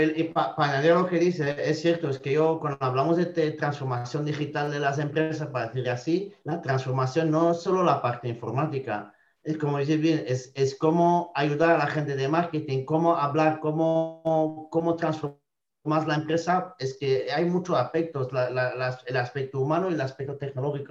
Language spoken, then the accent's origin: Spanish; Belgium; Spanish is a second language; moved away as an adult; now in Spain; soy de Bélgica originalmente, me llevo casi 10, años en España